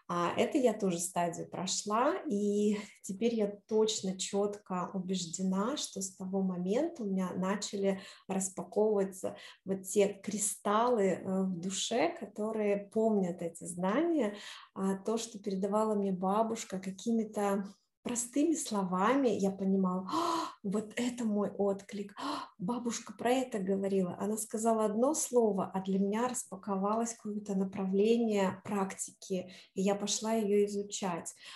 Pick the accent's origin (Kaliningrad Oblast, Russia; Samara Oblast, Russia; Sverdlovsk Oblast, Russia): Sverdlovsk Oblast, Russia; Novaya Lyalya; also born or lived in Moscow, Russia; now in New York, United States; родилась я в маленьком городке под Екатеринбургом, который очень люблю теперь называть это название а, Новая Ляля. Маленький-маленький городочек, и всегда в детстве а, называли всех там а, москвичи. А мы кто? Мы были э, новолялинцы